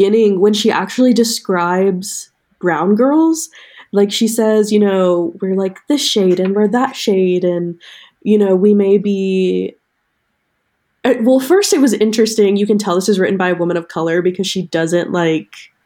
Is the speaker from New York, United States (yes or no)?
yes; New York, United States; I was born in New York, but, like, not the city.